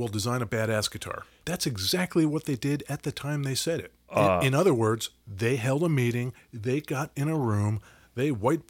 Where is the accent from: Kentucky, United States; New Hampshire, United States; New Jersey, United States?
New Jersey, United States; There's a very similar story from my hometown in New Jersey.